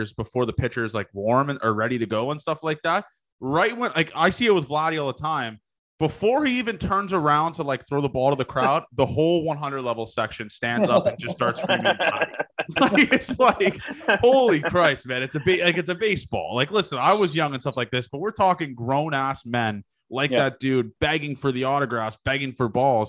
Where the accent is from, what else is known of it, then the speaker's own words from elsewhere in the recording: Canada; I'm Canadian